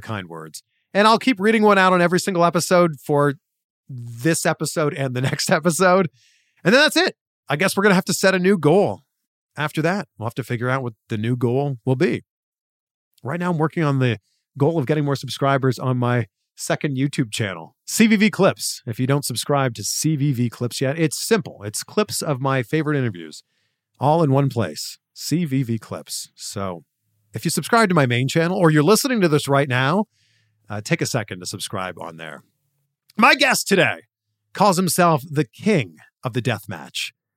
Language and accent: English; Canada; my home country of Canada